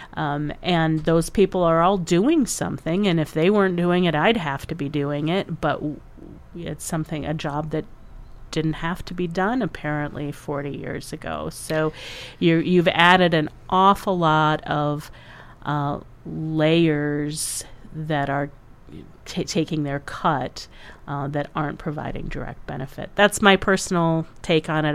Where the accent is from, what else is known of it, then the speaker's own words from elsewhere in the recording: Iowa, United States; now in South Dakota, United States; I grew up in the Upper Midwest too. I mean, not here in South Dakota, but in Iowa